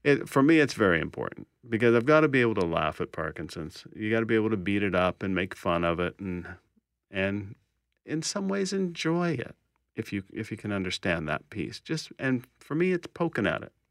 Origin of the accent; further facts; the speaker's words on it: Kansas City, Kansas, United States; moved away as an adult; also born or lived in Texas; now in Winnipeg, Canada; I was born in Texas, was raised in Kansas, and I've lived in Winnipeg now twenty-eight years.